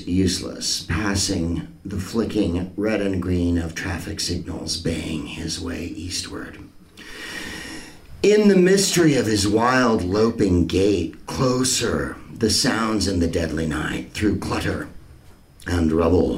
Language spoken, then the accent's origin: English; San Francisco, California, United States; I'm from San Francisco